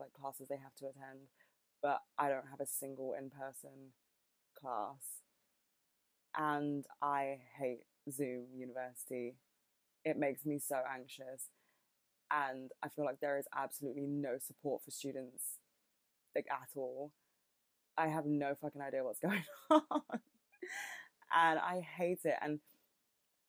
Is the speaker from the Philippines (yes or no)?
no; United Kingdom; accent: British; I'm not American, in case you couldn't fucking tell. I have a very British accent